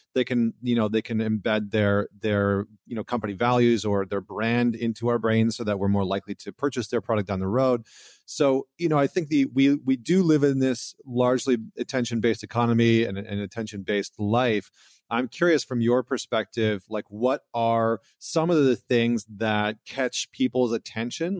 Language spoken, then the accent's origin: English; Alberta, Canada; I come from Alberta